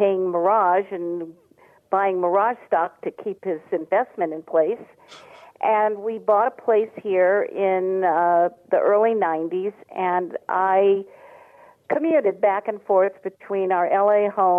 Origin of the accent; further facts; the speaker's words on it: East Coast, United States; moved away as an adult; also born or lived in Los Angeles area, California; now in Las Vegas, United States; I'm from the East Coast originally, but my husband and I moved to California in 1970 to the L.A. area